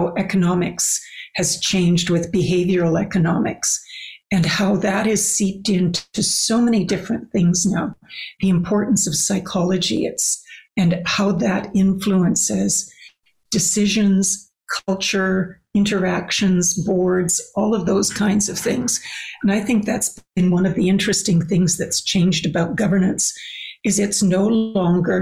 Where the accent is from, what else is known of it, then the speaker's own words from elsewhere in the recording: Canada; as a Canadian